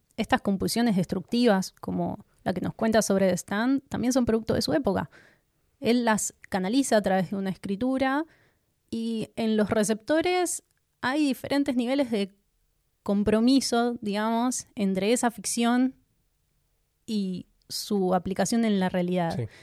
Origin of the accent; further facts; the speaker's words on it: Argentina; aunque somos argentinos